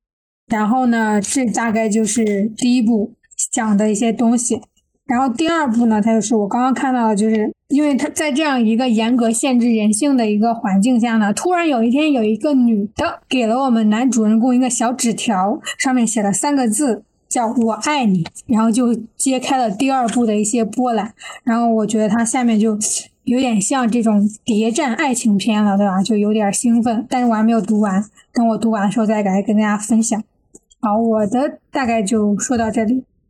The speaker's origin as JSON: {"language": "Chinese", "country": "China", "said": "就是一提这个人就好像他不是我们中国人一样。我从小就有这样一个感觉"}